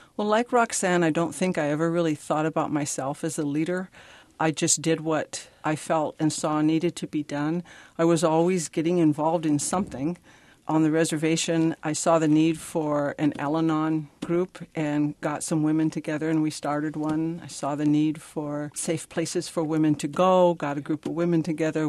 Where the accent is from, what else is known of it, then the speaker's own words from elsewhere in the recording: Pine Ridge, South Dakota, United States; I am originally from Pine Ridge, South Dakota. I grew up on the reservation.